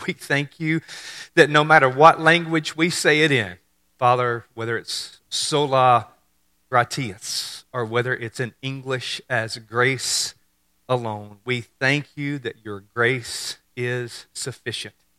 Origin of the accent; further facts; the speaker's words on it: Mississippi, United States; I grew up in Mississippi. We're fairly simple.